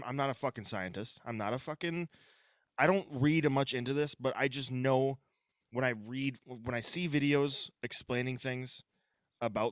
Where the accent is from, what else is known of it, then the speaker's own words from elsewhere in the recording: Northwestern Minnesota, United States; I'm from Northwestern Minnesota